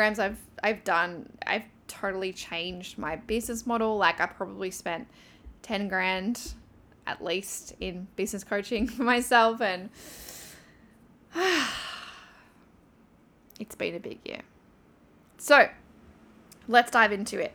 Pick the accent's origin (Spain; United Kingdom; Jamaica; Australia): Australia; Newcastle, New South Wales; moved away as an adult; also born or lived in Thailand; leaving my hometown of Newcastle